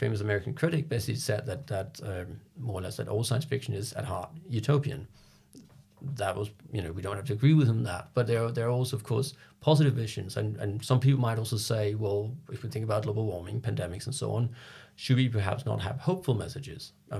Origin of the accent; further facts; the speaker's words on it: Copenhagen, Capital Region of Denmark, Denmark; moved away as an adult; now in London, United Kingdom; I'm from Copenhagen and I didn't grow up in Copenhagen. I've lived all over Denmark, but when I was 18, I moved back. So I'm a Copenhagen in that sense. But moving to London when I was like 26